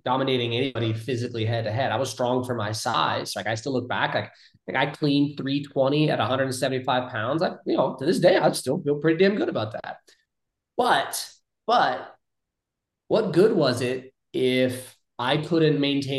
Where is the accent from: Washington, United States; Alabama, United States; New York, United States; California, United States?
California, United States; moved away as an adult; also born or lived in Ohio; growing up in California